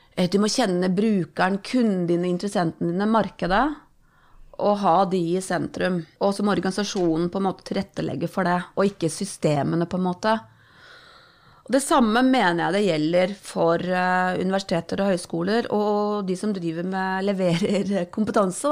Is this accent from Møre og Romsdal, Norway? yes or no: no; Romerike, Akershus, Norway; jeg er oppvokst på Romerike. Tjukkeste Romerike